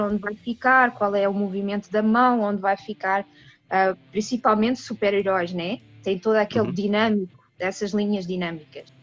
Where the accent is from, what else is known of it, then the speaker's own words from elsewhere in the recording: Portugal; moved away as an adult; also born or lived in Washington DC, United States; now in United States; sou portuguesa